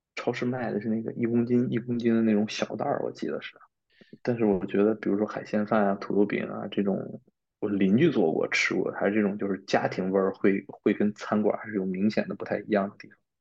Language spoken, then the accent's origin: Chinese; China; also born or lived in Spain; 我们中国人是一块儿